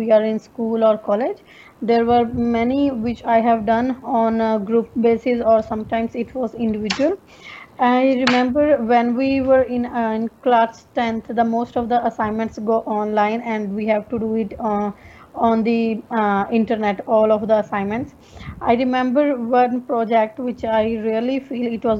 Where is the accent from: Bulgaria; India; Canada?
India; English is a second language; now in Darwin, Australia; I'm basically from India. Currently, I'm living in Darwin